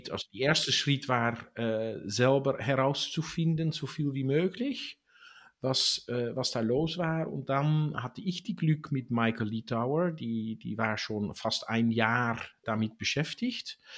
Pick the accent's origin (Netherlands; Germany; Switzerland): Netherlands; born there; ich bin in Holland geboren